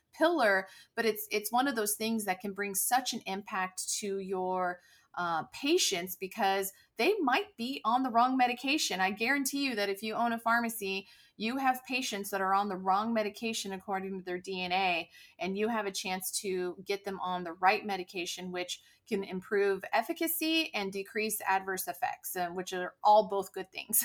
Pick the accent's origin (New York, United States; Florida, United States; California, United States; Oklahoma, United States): California, United States; moved away as an adult; also born or lived in North Texas; now in Dallas area, United States; I'm originally from California